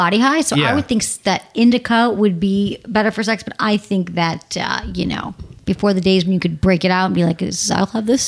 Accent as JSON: {"language": "English", "town": "Detroit", "region": "Michigan", "country": "United States", "tie": "born or raised there", "moved": "yes", "said": "Detroit, my hometown"}